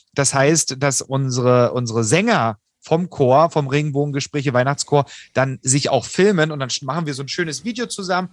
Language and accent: German; Saxony, Germany; ich komme aus Sachsen